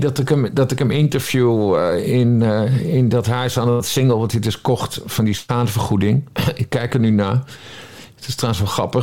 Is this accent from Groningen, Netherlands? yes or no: no; Friesland, Netherlands; Ik ben geboren en getogen in Friesland